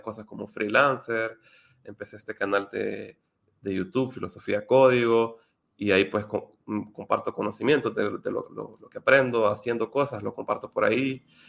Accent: Honduras; yo soy de Honduras

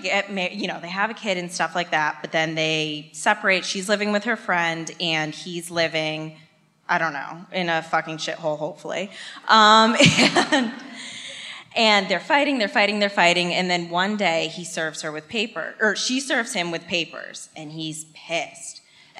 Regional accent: Connecticut, United States; moved away as an adult; also born or lived in Medford, Massachusetts; now in Massachusetts, United States; I've lived here for 5 years, but I'm from Connecticut.

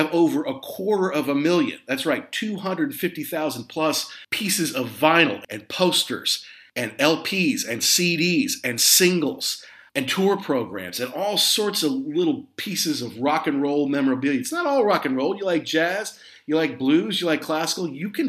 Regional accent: Midwest, United States; also born or lived in Southeast United States; Now look, I grew up in the Midwest and in the Southeast

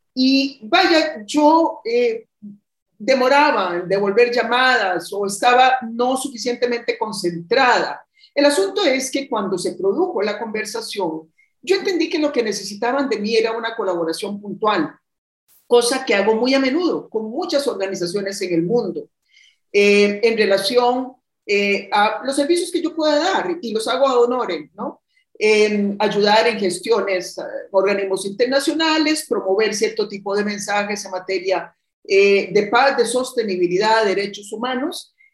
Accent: Costa Rica; estoy precisamente en mi país, donde tomé un descanso

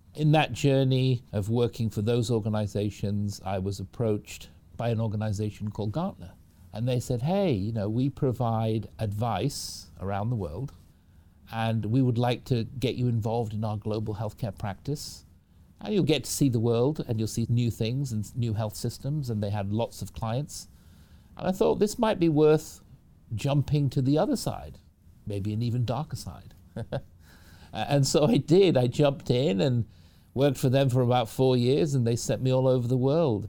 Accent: Manchester, North West England, United Kingdom; moved away as an adult; now in Seattle, United States; I, I was raised in the United Kingdom from Manchester in the UK. That's where I grew up, came over to the US when I was about 18

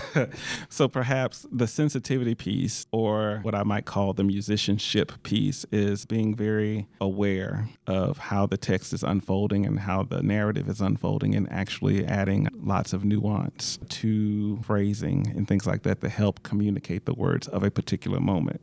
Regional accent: Shreveport, Louisiana, United States; I'm originally from Shreveport, Louisiana, a proud Louisiana native.

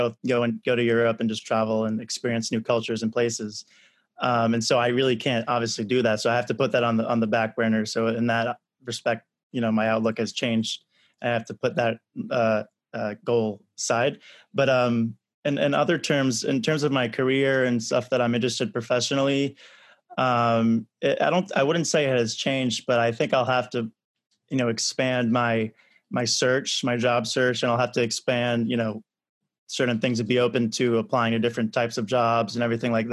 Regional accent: New York City, New York, United States; moved away as an adult; also born or lived in Gettysburg; I grew up in New York City

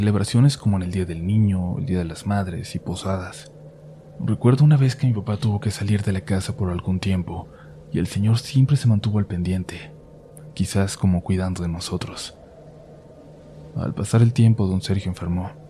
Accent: Tlaxcala, Mexico; now in Xalapa, Mexico; Yo soy originaria de Tlaxcala, Tlaxcala. Actualmente tengo 25 años y vivo en Jalapa, Veracruz.

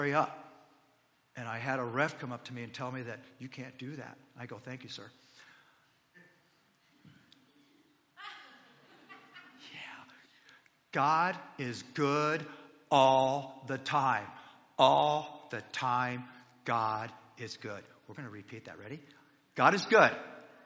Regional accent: Denver, Colorado, United States; now in Ohio, United States; I'm originally from Denver, Colorado

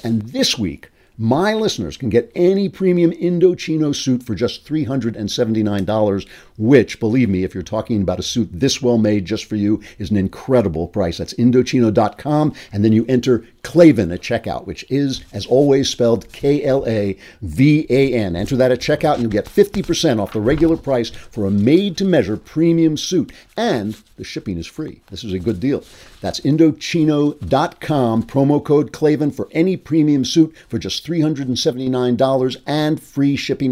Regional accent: New York, United States; as a New Yorker

